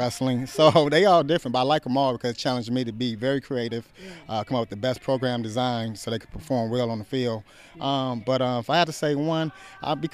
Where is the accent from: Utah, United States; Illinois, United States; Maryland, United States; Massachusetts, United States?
Illinois, United States; Chicago; moved away as an adult; also born or lived in Oakland / New York; transitioned to Chicago White Sox here in my hometown, which I moved back